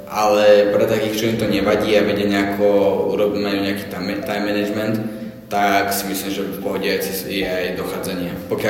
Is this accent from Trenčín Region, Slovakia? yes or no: yes; a village near Púchov, Trenčín Region, Slovakia; moved away; som z dediny, blízko Puchova